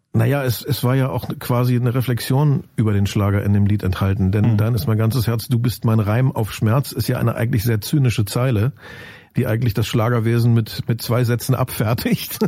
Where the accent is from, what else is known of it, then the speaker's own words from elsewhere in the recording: Germany; also born or lived in Lusatia; Ich habe ja nur behauptet, dass ich die Herkunft habe. Aufgewachsen bin ich ja im Westen